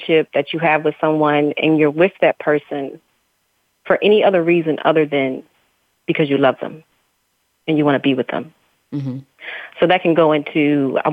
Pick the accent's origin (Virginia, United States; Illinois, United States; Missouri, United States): Virginia, United States; a small country town in; also born or lived in Baltimore, Maryland; I was born in Baltimore, Maryland, and I grew up in a small country town in Virginia.